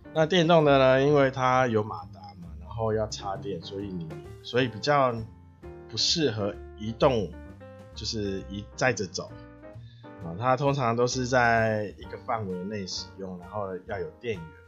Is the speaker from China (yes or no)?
no; Taiwan; 我是台湾的咖啡小农